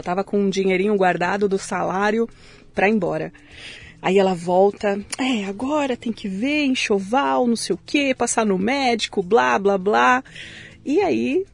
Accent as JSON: {"language": "Portuguese", "region": "São Paulo", "country": "Brazil", "tie": "born or raised there", "lives_now": "São Caetano do Sul, Brazil", "said": "Eu nasci em São Paulo"}